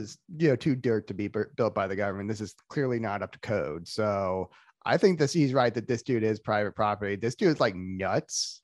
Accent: Florida, United States; I was raised in Florida

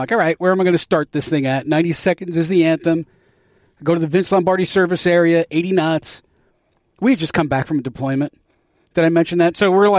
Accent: New Jersey, United States; now in Purcellville, United States; I'm from New Jersey.

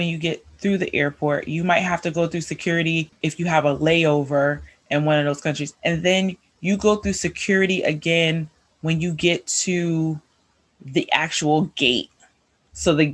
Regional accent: United States; we as Americans

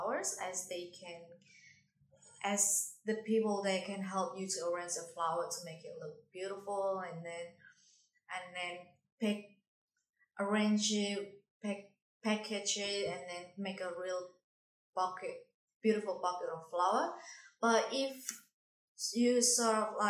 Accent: Indonesia; English is a second language; now in Darwin, Australia; Indonesia. I come from Indonesia.

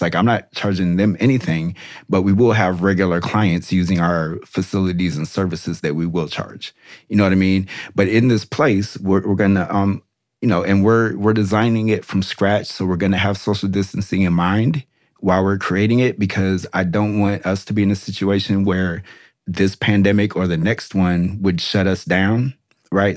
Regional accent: Des Moines, Iowa, United States; now in North Carolina, United States; I went to my hometown

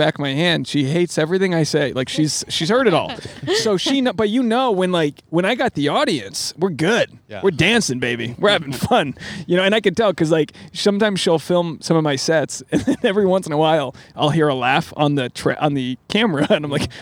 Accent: Rhode Island, United States; moved away as an adult; now in Los Angeles, United States

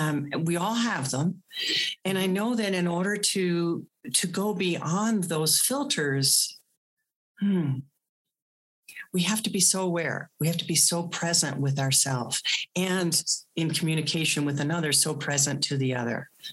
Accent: East Coast, United States; Good thing I grew up on the East Coast.

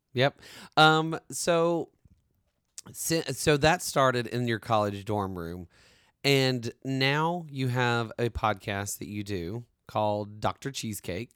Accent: the South, United States; I'm from the South.

